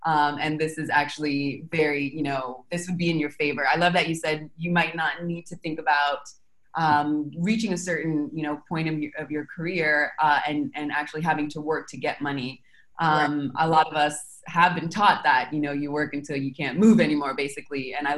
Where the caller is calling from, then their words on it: Argentina; I'm calling from Argentina.